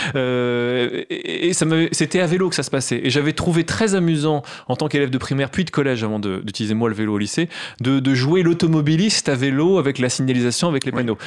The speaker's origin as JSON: {"language": "French", "town": "Creil", "region": "Hauts-de-France", "country": "France", "tie": "born or raised there", "also_born_or_lived": "Nogent-sur-Oise", "said": "je suis natif de Creil"}